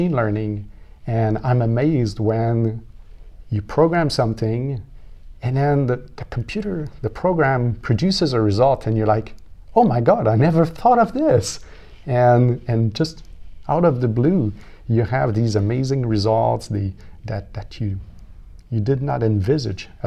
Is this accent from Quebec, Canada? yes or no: yes; Quebec, Canada; moved away as an adult; also born or lived in London, England; now in Ottawa, Canada; I'm from Quebec, so we have Cégep